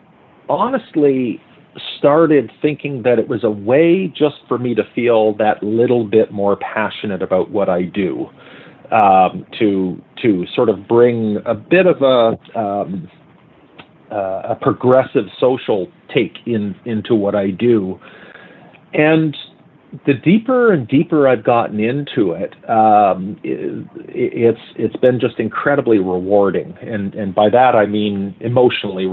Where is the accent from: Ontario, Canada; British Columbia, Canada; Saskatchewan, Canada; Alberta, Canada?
Ontario, Canada; Hamilton; my hometown in Hamilton